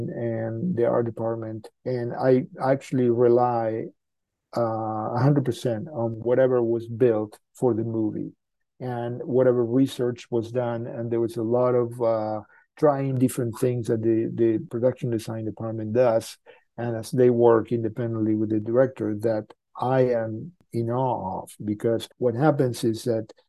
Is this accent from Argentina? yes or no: yes; Argentina; moved away; I'm from Argentina, so sometimes we speak in Spanish